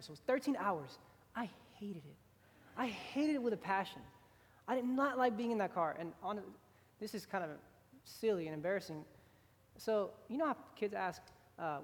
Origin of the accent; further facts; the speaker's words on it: Houston, Texas, United States; I grew up in Houston, Texas